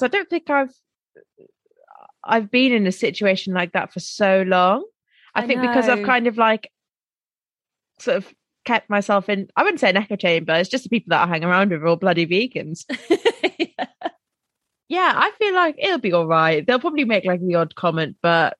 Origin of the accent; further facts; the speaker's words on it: Wales, United Kingdom; I was sat there as a Welsh person